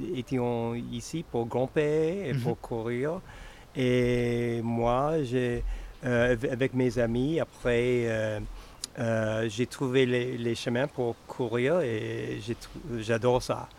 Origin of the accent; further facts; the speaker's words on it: United States; French is a second language; moved away as an adult; now in Chamonix, France; Je viens des États-Unis. En fait, pas loin de Hillary, mhm. entre, Boston, entre et, Montréal